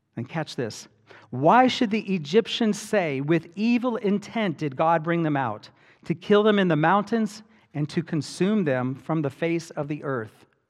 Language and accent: English; Hawaii, United States; I grew up in Hawaii